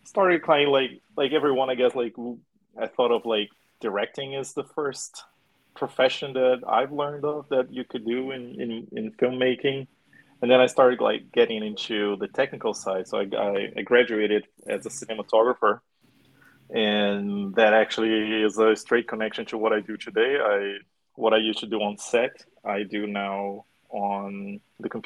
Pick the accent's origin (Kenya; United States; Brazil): Brazil; now in Vancouver, Canada; I'm also from Brazil